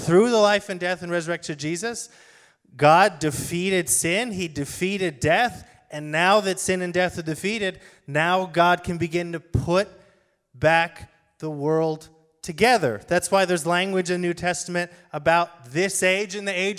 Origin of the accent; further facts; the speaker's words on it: United States; as people who are Americans